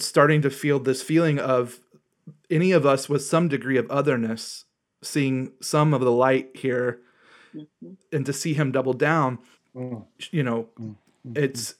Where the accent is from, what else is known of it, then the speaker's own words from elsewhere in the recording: Southeast, United States; I'm from the Southeast. My dad is WASP. My mom is a Jew.